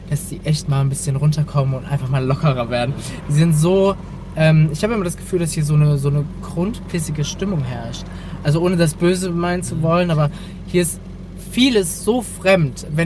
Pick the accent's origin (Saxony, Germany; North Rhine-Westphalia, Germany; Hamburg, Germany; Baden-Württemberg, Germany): Saxony, Germany; Dresden; also born or lived in Bavaria; also ursprünglich kommen, meine, ähm, kommen wir aus Bayern.